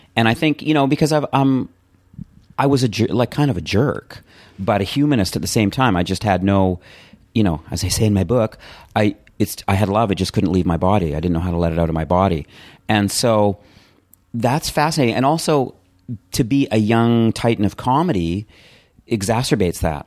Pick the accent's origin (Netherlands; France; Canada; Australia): Canada; Calgary, Alberta; also born or lived in Edmonton; I grew up in Calgary, Canada, in a townhouse community